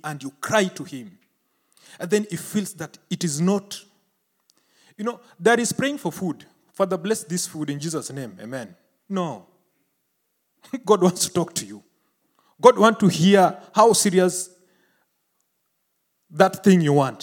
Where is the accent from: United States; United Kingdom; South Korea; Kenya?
Kenya; In Kenya, where I came from